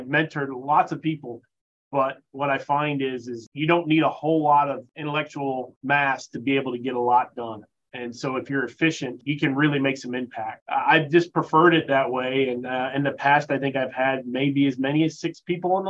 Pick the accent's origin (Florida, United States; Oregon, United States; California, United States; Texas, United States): Florida, United States; moved away as an adult; I'm originally from Florida, a native